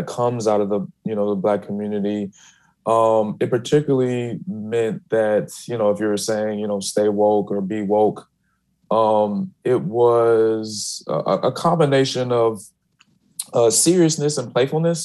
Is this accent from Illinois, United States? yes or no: yes; Chicago, Illinois, United States; I'm from Chicago, black people from Chicago talk with a little bit more of a slur